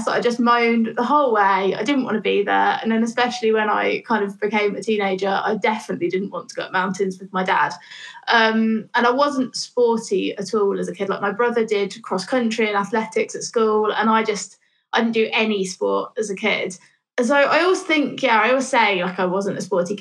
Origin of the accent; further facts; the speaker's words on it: Northampton, East Midlands, United Kingdom; now in Bristol, United Kingdom; I grew up there, in the middle of the Midlands, just in a pretty normal town, to be honest. There's not really much going on in Northampton